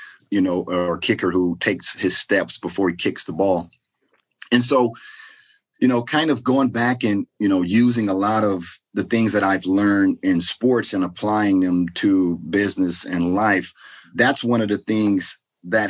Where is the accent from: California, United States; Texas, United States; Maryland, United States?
Texas, United States; Port Arthur; moved away; also born or lived in Seattle; I grew up in Texas, from Port Arthur, Texas.